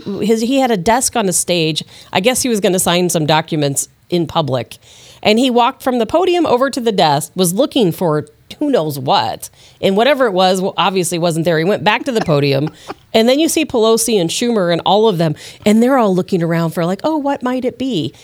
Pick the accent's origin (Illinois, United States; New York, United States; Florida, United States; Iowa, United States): Illinois, United States; Chicago; now in St. Louis, United States; I'm used to Saint Louis stuff, you know, and I, I grew up in Chicago